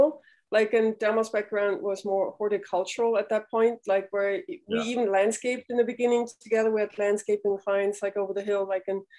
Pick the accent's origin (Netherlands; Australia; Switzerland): Switzerland; moved away; also born or lived in New York; I grew up in Switzerland, and my parents were naturopaths